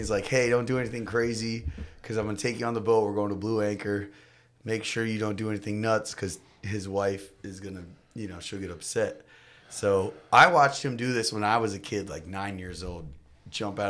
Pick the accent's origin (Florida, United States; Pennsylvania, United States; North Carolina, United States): Florida, United States; now in Canada; I grew up in Florida